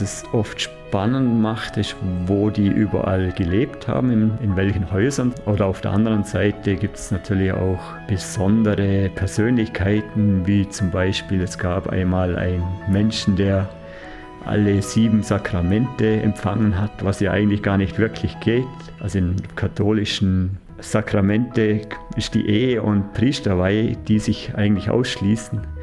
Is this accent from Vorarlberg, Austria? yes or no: yes; Kleinwalsertal, Vorarlberg, Austria; Also in unserer Familie, dort wo ich aufgewachsen bin, gibt es ein kleines Hausmuseum. Und meine Vorfahren waren eigentlich immer schon quasi Dorfchronisten, die ganz viel über das Tal aufgezeichnet haben